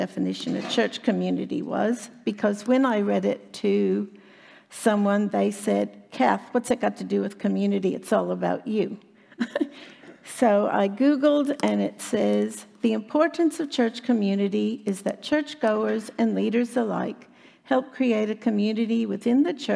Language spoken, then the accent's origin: English; Chicago, Illinois, United States; moved away as an adult; now in Australia; I was born and raised in Chicago, Illinois, in the U.S.